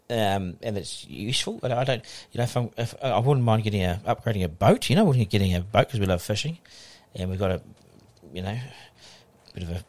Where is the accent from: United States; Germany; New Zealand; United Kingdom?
New Zealand; Auckland; also born or lived in Wellington; Born in Wellington. Um, oh, born in um, Wellington. Yeah, born in Wellington. Um, and dad was in the bank, and they moved to Auckland when I was two.